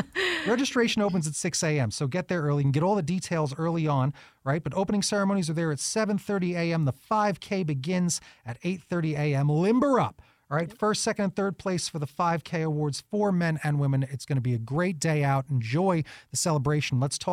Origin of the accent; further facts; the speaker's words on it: New York, United States; I'm originally a New Yorker, if you can't tell.